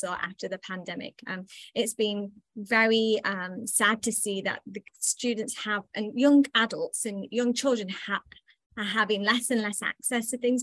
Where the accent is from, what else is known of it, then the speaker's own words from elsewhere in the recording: England, United Kingdom; now in United States; I'm originally from England, and I think that's where things originated for me. I was very much was raised in a household